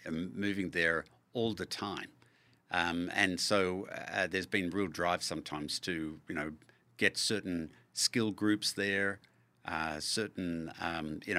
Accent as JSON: {"language": "English", "town": "Melbourne", "region": "Victoria", "country": "Australia", "tie": "born or raised there", "moved": "as an adult", "lives_now": "Kansas City, United States", "said": "we lived in a um, industrial area in Melbourne near um, Monash University in Clayton, but there was just five houses down a rubber factory, and next to that a uh, a printing factory."}